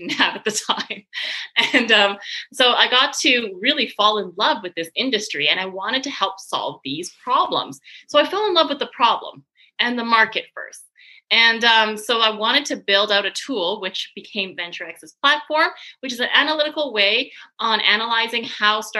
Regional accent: Canada; moved away as an adult; also born or lived in Paris / Montreal; now in San Francisco, United States; I'm Canadian. I'm originally from Canada

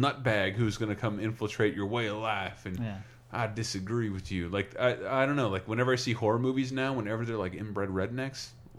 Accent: the South, United States; I'm from the South, and like, I've seen people like that who are still there.

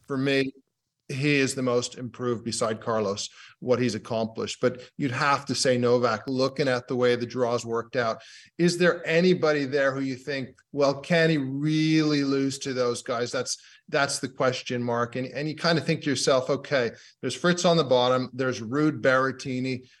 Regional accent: United Kingdom; being a Brit

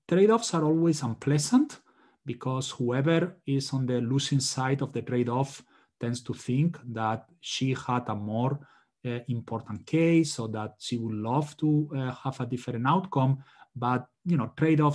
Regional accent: Spain; now in United States; I'm originally from Spain

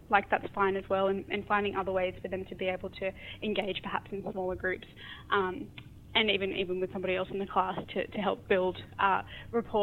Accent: Australia; also born or lived in Sri Lanka; I am Australian, and growing up in two different regional and rural towns has shaped who I am as well, and then moving to the city.

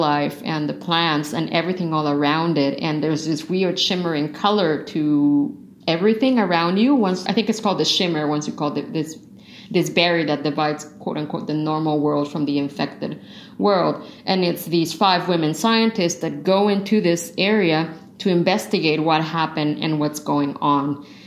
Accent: Mexico; I'm from Mexico, all our houses are completely different

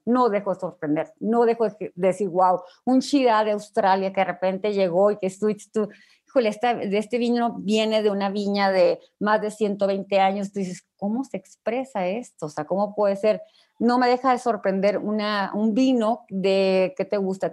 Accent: Ensenada, Baja California, Mexico; moved away as an adult; now in Mexico City, Mexico; yo de Ensenada

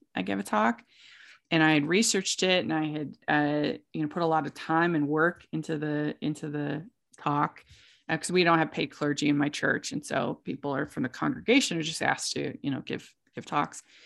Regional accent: East Coast, United States; I grew up on the East Coast

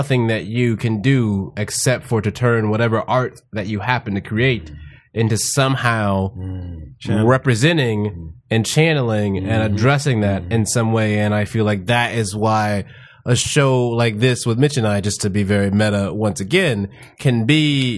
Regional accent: Houston, Texas, United States; Houston. Born and raised in Houston, Texas.

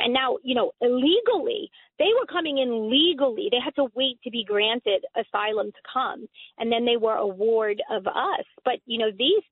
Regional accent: New York City, New York, United States; also born or lived in Europe; I'm an immigrated former like European immigrant, come to Queens as a child with my immigrant parents

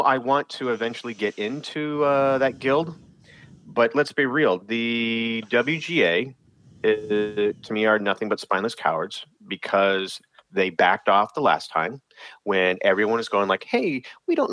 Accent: Pacific Northwest, United States; I grew up in the Pacific Northwest

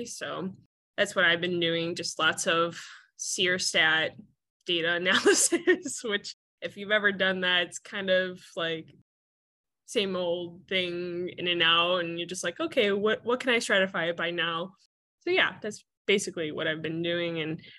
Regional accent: St. Charles, Illinois, United States; moved away; also born or lived in Iowa City, Iowa; I'm from St. Charles, Illinois, which is a suburb of Chicago, very far suburb of Chicago.

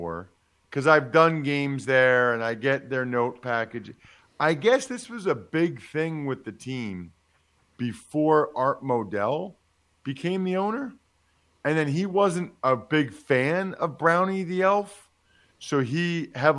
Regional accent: Pennsylvania, United States; I'm from Pennsylvania

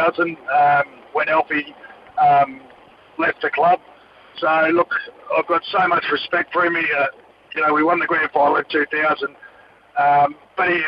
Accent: Queensland, Australia; being a Queenslander, a young kid growing up in Queensland

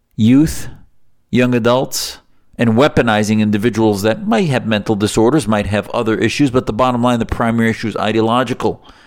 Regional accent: Syria; now in United States; I'm from Syria

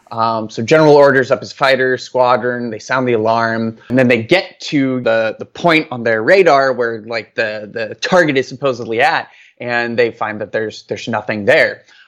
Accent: Norway; English is a second language; moved away as an adult; now in Washington, D.C., United States; I'm originally from Norway. Um, I was born there, uh, in nineteen eighty-seven, and, uh, I lived there until, uh, two thousand seven when I moved to the United States

